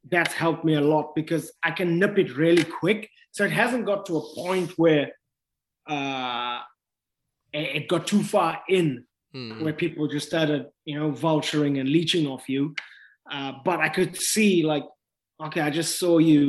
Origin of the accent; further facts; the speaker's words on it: South Africa; now in New Zealand; growing up in South Africa